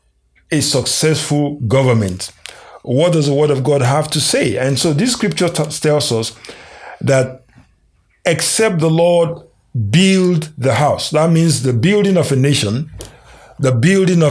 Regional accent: Nigeria; moved away; my home country, Nigeria.

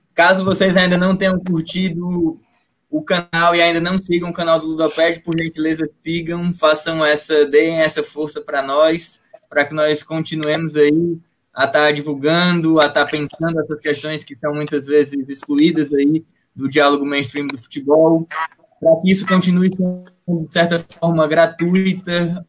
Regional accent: Northeast Region, Brazil; Eu, enquanto nordestino

